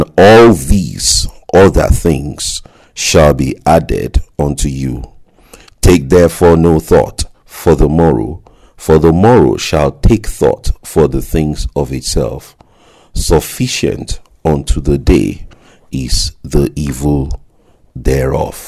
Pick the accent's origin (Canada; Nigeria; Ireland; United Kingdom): Nigeria; growing up in Nigeria